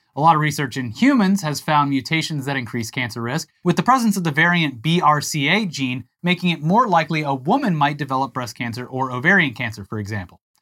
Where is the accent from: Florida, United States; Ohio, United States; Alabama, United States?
Florida, United States; moved away; I grew up in Florida